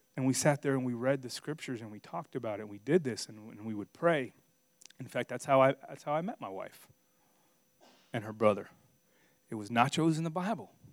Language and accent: English; Miami, Florida, United States; moved away as an adult; also born or lived in Virginia / Missouri; I'm from Miami, Florida.